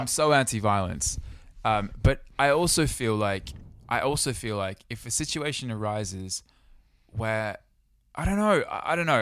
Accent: Sydney, New South Wales, Australia; now in United Kingdom; Growing up in Sydney

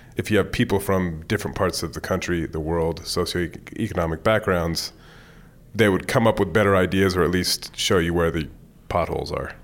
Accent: Bay Area, California, United States; moved away as an adult; I grew up in the Bay Area

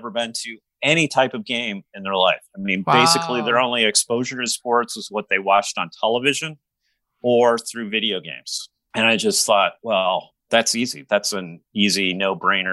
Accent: Michigan, United States; moved away as an adult; also born or lived in Chicago / New York City; I grew up in Michigan, but I split my adult life between Chicago and New York City

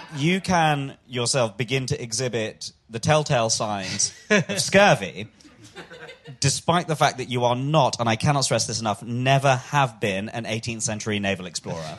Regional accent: London, United Kingdom; I'm a Londoner, Billingsgate

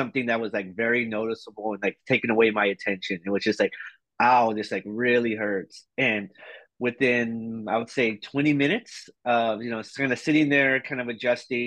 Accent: Houston, Texas, United States; moved away as an adult; now in Seattle, United States; I'm originally from Houston, Texas, and I've been living in Seattle for just a little over 11 years now

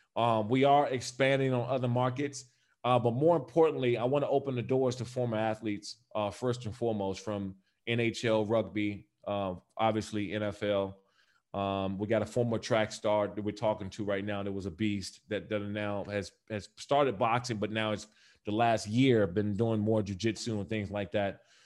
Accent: D.C. area, Maryland, United States; also born or lived in Los Angeles, United States; now in Las Vegas, United States; I'm also from the Maryland and Washington, D C area

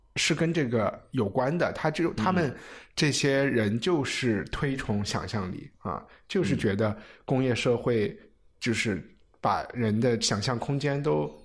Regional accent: China; 我们中国人写诗可能是小时候从做对子开始写

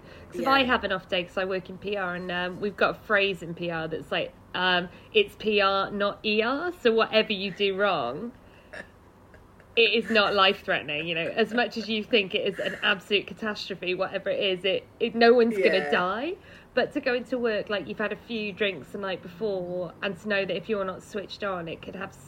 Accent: Cardiff, Wales, United Kingdom; I'm from Cardiff

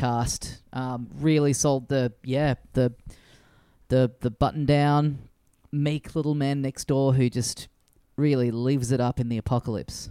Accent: Australia; as an Australian

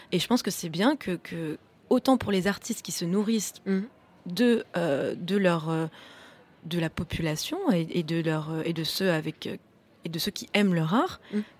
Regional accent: Florence, Tuscany, Italy; French is a second language; Moi, je viens d'Italie, de, Florence.

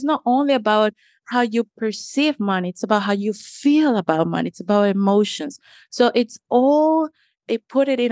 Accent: Colombia; moved away as an adult; now in Washington, D.C., United States; I am a Latina. I'm originally from Colombia, left my home at the age of 18, 19.

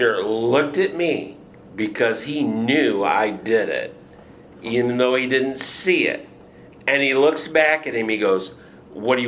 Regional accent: Michigan, United States; moved away as an adult; now in Houston, United States; I'm from Michigan

